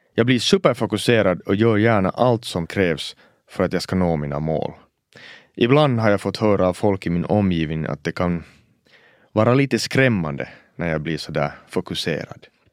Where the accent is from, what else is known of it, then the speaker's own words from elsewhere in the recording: Oulu, North Ostrobothnia, Finland; first language Swedish; Att växa upp som en finlandssvensk pojke i finska Uleåborg på 90-talet